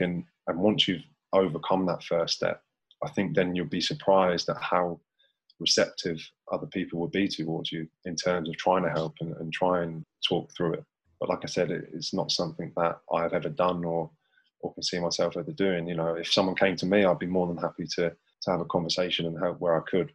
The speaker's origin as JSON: {"language": "English", "town": "St Ives", "country": "United Kingdom", "said": "I'm a kid from St Ives"}